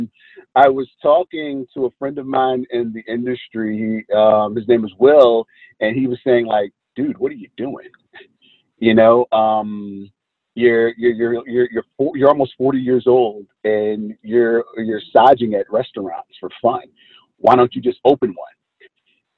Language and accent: English; Maryland, United States; I grew up in Maryland